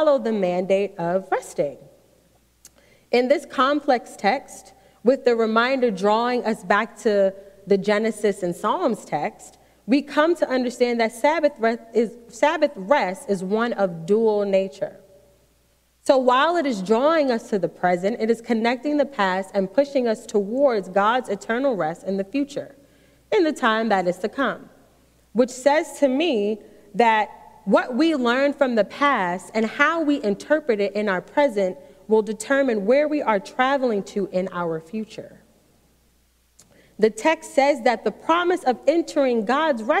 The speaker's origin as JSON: {"language": "English", "town": "New York City", "region": "New York", "country": "United States", "tie": "born or raised there", "moved": "yes", "lives_now": "Maryland, United States", "said": "I grew up in New York City"}